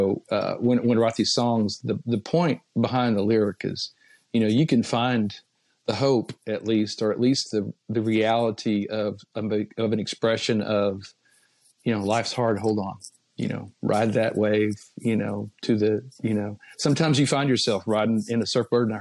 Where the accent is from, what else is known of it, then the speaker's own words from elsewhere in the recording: Austin, Texas, United States; moved away; Eric's studio in Austin, which is my hometown